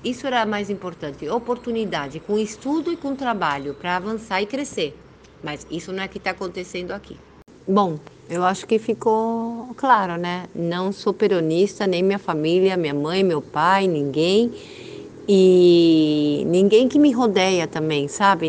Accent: Argentina; eu sou argentina, filha de brasileira e meu pai libanês com descendência armênia. Eu sou primeira geração aqui na Argentina

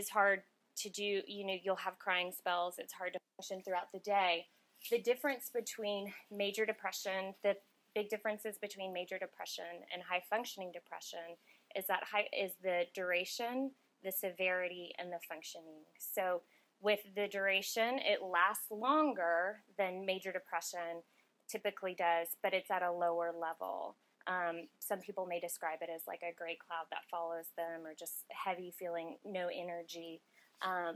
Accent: Austin, Texas, United States; I'm born and raised in Austin

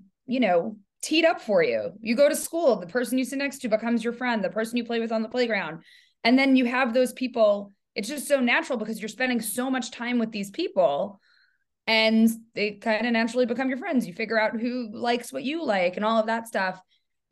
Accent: New York, United States; moved away as an adult; now in San Francisco, United States; I live in San Francisco, but I am a New Yorker. I moved from New York 7 years ago.

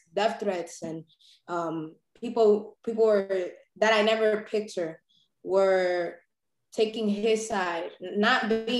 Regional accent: New York City, New York, United States; also born or lived in Brooklyn; I was born and raised in Harlem

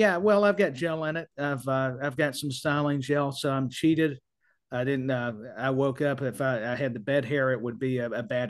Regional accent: Tennessee, United States; I'm from Tennessee

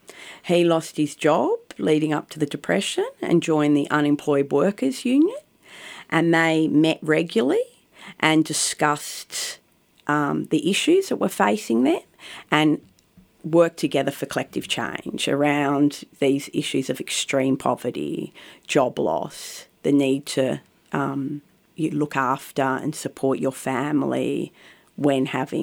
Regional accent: Bondi Junction, New South Wales, Australia; In Bondi Junction.

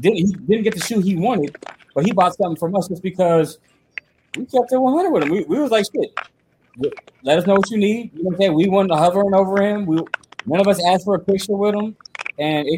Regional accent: Virginia, United States; I was born in Woodville, Virginia.

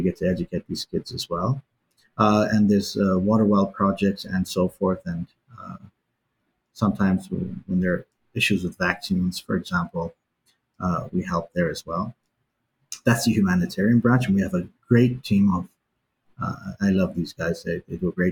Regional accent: New Zealand; also born or lived in Iran; I grew up in New Zealand, and I lived between Iran and New Zealand.

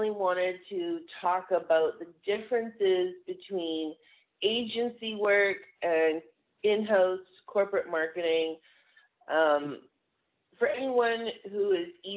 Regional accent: Vancouver, British Columbia, Canada; from Vancouver, British Columbia, a little bit different from Vegas, so we are actually considered a rainforest up here

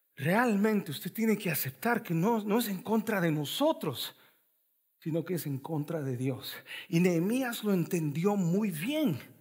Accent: El Salvador; now in Raleigh, United States; yo soy salvadoreño

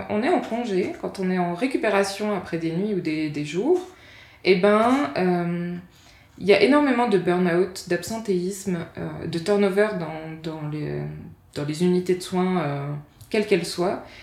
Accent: France; moved away as an adult; now in Switzerland; Moi, quand je suis arrivée en Suisse, venant de France, je me suis dit waouh

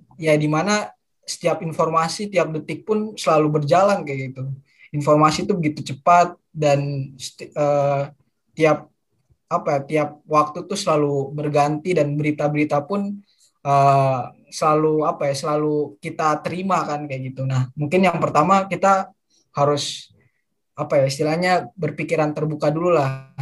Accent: Manokwari, West Papua, Indonesia; moved away as an adult; now in Yogyakarta, Indonesia; Dulu aku dari kecil dari lahir di Manokwari, Papua Barat

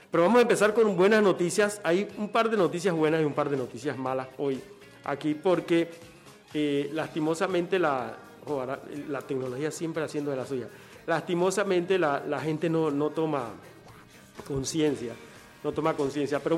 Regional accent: Agua Dulce, Coclé, Panama; now in Panama City, Panama; el sueño de, todo campesino, incluyéndome a mí que me vine de Agua Dulce para Panamá, pero va a pasar lo mismo conmigo.

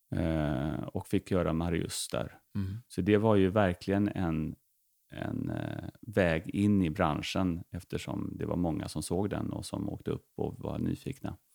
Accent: Veberöd, Skåne, Sweden; also born or lived in Uppsala; utanför, på Romelåsen heter det, utanför mm. Vebröd

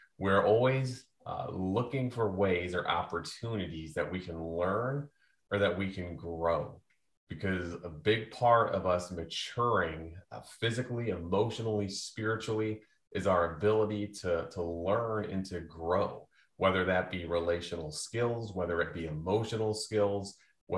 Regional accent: United States; I grew up on the Mississippi River

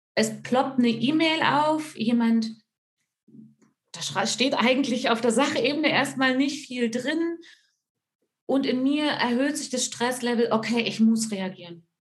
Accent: Altmark, Saxony-Anhalt, Germany; now in Fichtelgebirge, Germany; ursprünglich komme ich aus der Altmark, das ist ganz im Norden von Sachsen-Anhalt an der Elbe.

